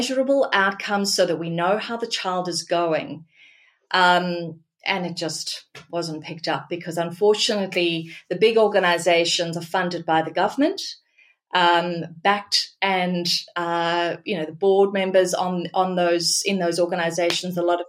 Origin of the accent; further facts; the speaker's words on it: Australia; I'm Australian and I'm passionate about this country